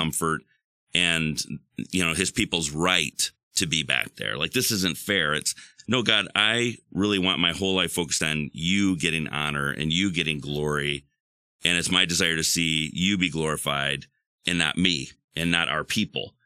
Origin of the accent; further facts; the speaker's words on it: West Michigan, United States; growing up in West Michigan